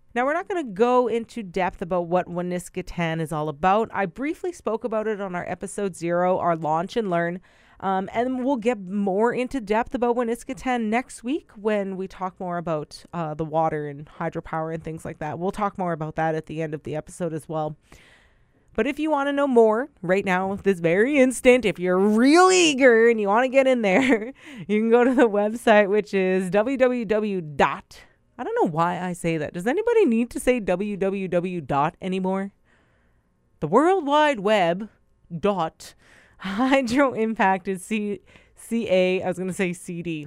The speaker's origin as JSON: {"language": "English", "area": "Brokenhead Ojibway Nation", "region": "Manitoba", "country": "Canada", "said": "I am Anishinaabe from Broken Head Ojibwe Nation"}